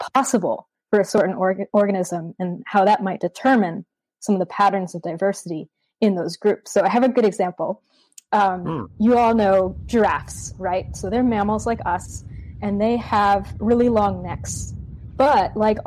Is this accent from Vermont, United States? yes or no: yes; Vermont, United States; moved away as an adult; now in Australia; growing up in Vermont, which is a very rural, beautiful, nature-oriented part of the States.